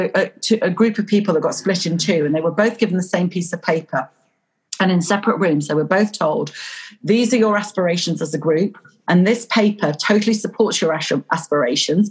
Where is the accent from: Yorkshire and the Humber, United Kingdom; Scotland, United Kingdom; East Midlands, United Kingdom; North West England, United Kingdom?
Yorkshire and the Humber, United Kingdom; Pocklington; I was born in Yorkshire. I was born in Pocklington.